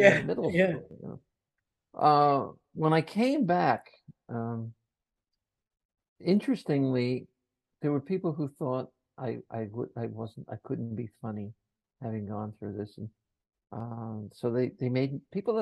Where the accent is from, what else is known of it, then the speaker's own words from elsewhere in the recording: New Jersey, United States; I'm from Jersey